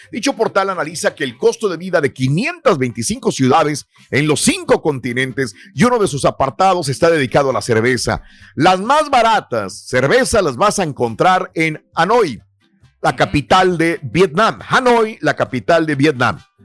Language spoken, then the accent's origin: Spanish; Mexico; moved away; si yo nací en México y fui a la escuela en México, viví en México.